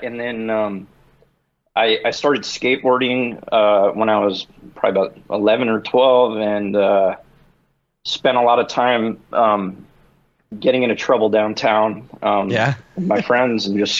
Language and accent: English; New York, United States; Yeah, so I grew up in New York.